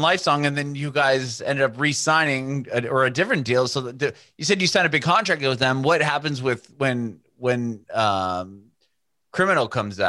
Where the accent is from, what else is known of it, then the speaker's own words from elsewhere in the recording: San Diego, California, United States; moved away as an adult; also born or lived in San Francisco; now in Nashville, United States; I literally just moved here a month ago. I'm from Southern California. So like my family and I were from San Diego.